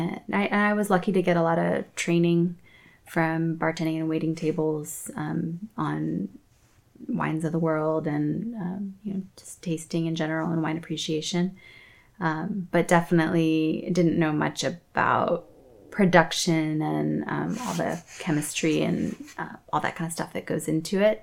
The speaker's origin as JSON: {"language": "English", "town": "Columbus", "region": "Ohio", "country": "United States", "tie": "born or raised there", "also_born_or_lived": "Worthington, Ohio", "moved": "as an adult", "lives_now": "Santa Cruz, United States", "said": "I grew up in Columbus, Ohio, just north of there, Worthington"}